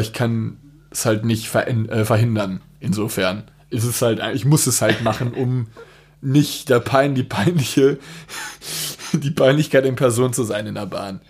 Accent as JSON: {"language": "German", "town": "Dortmund", "region": "North Rhine-Westphalia", "country": "Germany", "said": "Ich als Dortmunder"}